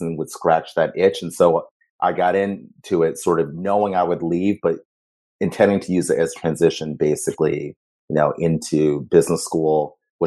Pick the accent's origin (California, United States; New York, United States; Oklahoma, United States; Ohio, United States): Ohio, United States; Cleveland; moved away; also born or lived in Ghana; I grew up in Ohio.